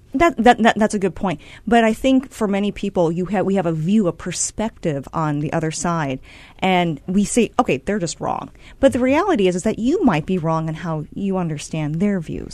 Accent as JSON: {"language": "English", "town": "Cedar Rapids", "region": "Iowa", "country": "United States", "said": "I'm from Cedar Rapids, Iowa"}